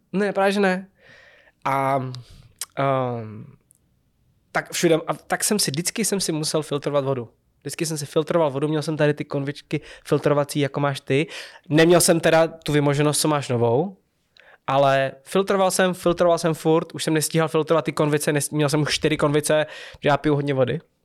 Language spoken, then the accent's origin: Czech; České Budějovice, South Bohemian Region, Czechia; Já jsem z Budějic.